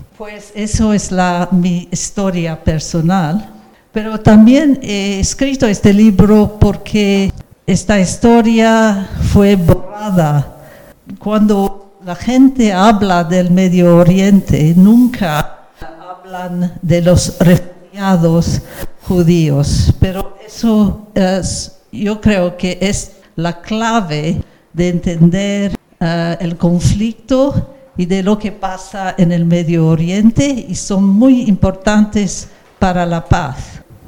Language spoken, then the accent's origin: Spanish; England, United Kingdom; nací en Inglaterra